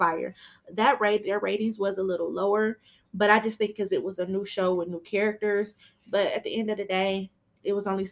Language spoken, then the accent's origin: English; Michigan, United States; I'm from Michigan